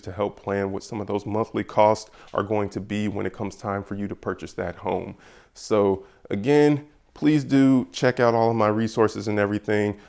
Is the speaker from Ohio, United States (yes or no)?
no; Georgia, United States; I am from Georgia.